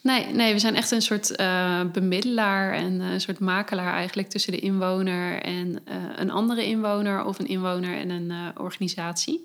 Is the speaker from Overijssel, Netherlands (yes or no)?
yes; Hasselt, Overijssel, Netherlands; now in Zwolle, Netherlands; ik kom uit Hasselt, een ah, klein plekje hier in de buurt.